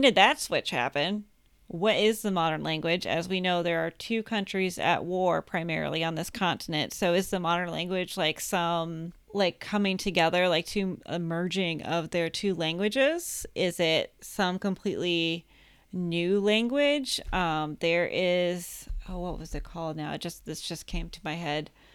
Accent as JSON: {"language": "English", "country": "United States", "said": "I'm American"}